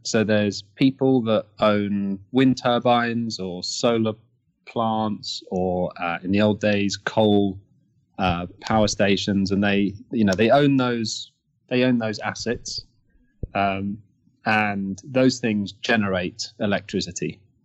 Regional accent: Kent, South East England, United Kingdom; I grew up in Kent, uh, in the UK, so outside London.

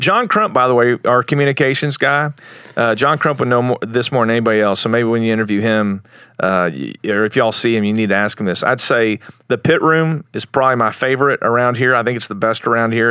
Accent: Plainview, Texas, United States; moved away as an adult; also born or lived in Lubbock, Texas / Dallas, Texas; I'm from Plainview. It's where I grew up. I was born in Lubbock

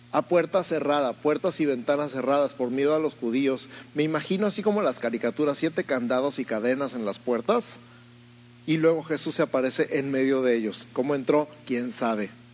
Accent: Mexico City, Mexico; now in Tijuana, Mexico; yo soy de la Ciudad de México

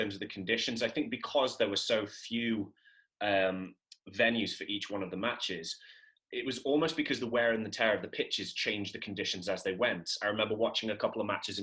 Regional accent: England, United Kingdom; despite my being English

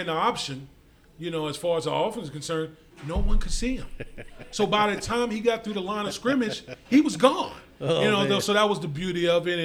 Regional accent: Beaverdam, Virginia, United States; I grew up out in the country. I grew up in Beaverdam.

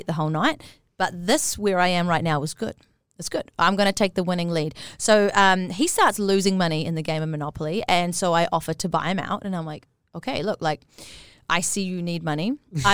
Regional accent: New Zealand; moved away as an adult; also born or lived in Australia; don't want to go back to New Zealand yet

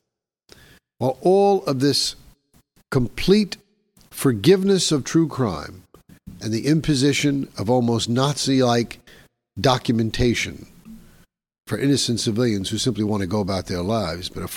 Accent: New York City, New York, United States; New York City, my hometown

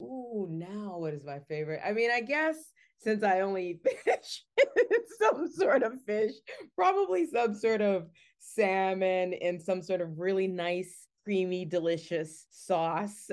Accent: Richmond, Virginia, United States; the Richmond International Film Festival is a great film festival, and it's in my hometown

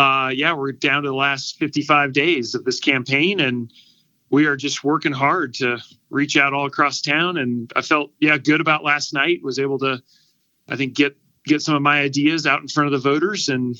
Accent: Goodland, Kansas, United States; now in Denver, United States; I grew up in a little farm town right on the Kansas-Colorado border called Goodland, Kansas.

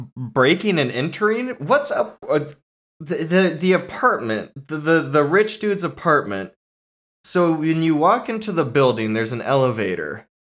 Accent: San Diego, California, United States; I grew up in, like, through my childhood in San Diego

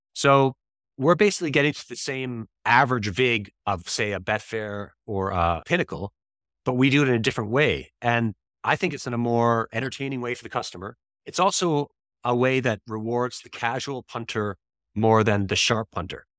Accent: Toronto, Ontario, Canada; moved away as an adult; also born or lived in Dublin, Ireland / India; I'm from Toronto, Canada originally

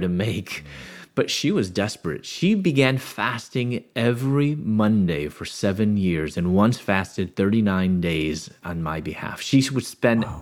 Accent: Chicago, Illinois, United States; moved away as an adult; also born or lived in Louisville, Kentucky; born in the Chicago area

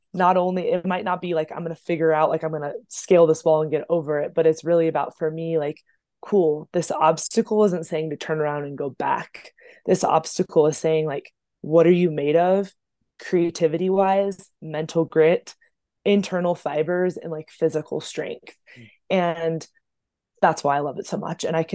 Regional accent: Oceanside, California, United States; now in Denver, United States; I was born and raised in Oceanside, California. So that's North County of San Diego

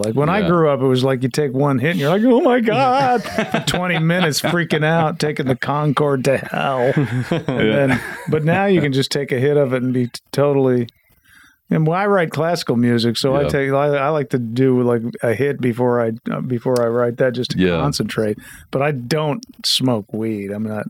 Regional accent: Denver, Colorado, United States; moved away as an adult; also born or lived in Golden; now in New York, United States; And I lived in Golden, Colorado for a while. Went to 1 year of high school there, dropped out, got a GED, did it in my band with my brothers, and then went to New York when I was like 22, I think 21 or 22.

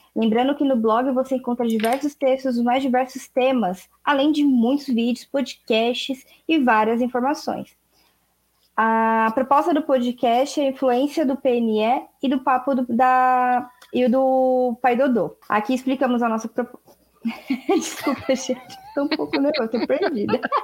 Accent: Brazil; Eu, eu sou brasileira, falo português.

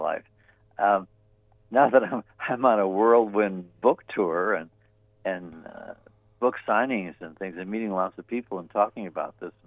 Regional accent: Chicago, Illinois, United States; I was born on the West Side

